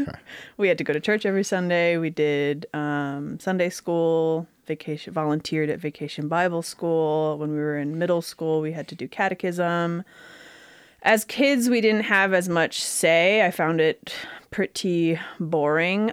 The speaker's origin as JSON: {"language": "English", "town": "Grosse Pointe", "region": "Michigan", "country": "United States", "tie": "born or raised there", "said": "I was born in Grosse Pointe, Michigan."}